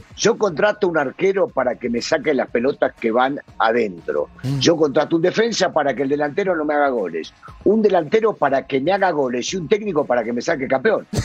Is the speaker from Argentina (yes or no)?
yes; Argentina; Yo soy argentino